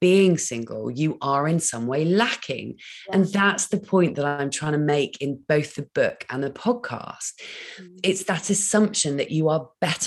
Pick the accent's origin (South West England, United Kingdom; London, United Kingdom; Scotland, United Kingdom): South West England, United Kingdom; Dorset; moved away; I'm born and bred in Dorset